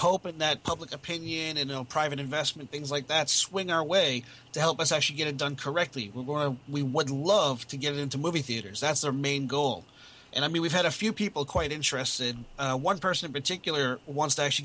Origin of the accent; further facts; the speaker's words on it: Florida, United States; now in England; When I came to England, because I'm from Florida originally, and I moved here to be with family